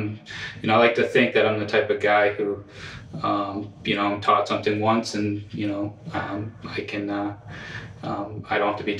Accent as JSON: {"language": "English", "town": "Portland", "region": "Maine", "country": "United States", "tie": "born or raised there", "said": "I'm from Portland, Maine. I grew up in Portland, over at the Riverton area."}